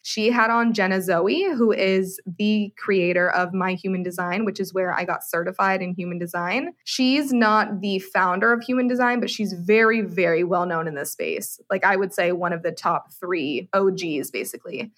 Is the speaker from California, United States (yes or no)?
yes; San Francisco Bay Area, California, United States; moved away as an adult; also born or lived in Arizona; now in Austin, United States; I am originally from the San Francisco Bay Area